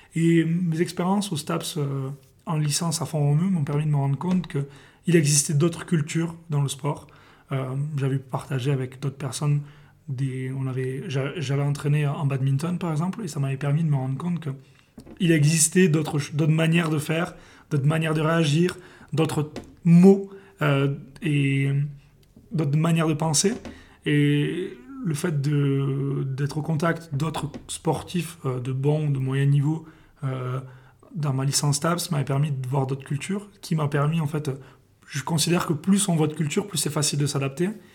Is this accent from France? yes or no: yes; Perpignan, Occitania, France; moved away; je suis originaire de Perpignan